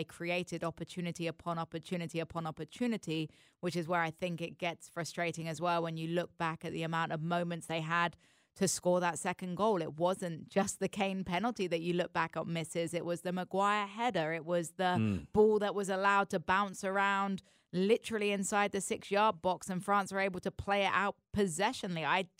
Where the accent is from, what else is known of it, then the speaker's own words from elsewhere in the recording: England, United Kingdom; I think that's what makes it hurt so much as an English fan, right?